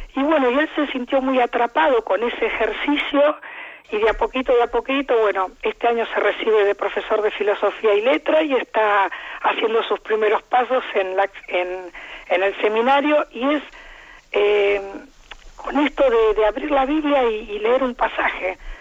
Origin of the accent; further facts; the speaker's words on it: Argentina; accent: Argentine; moved away; por mi acento usted ve que soy argentina